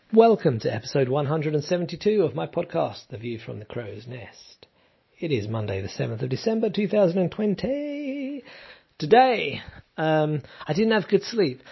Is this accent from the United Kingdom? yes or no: yes; London, United Kingdom; moved away as an adult; now in southern Italy; I'm from London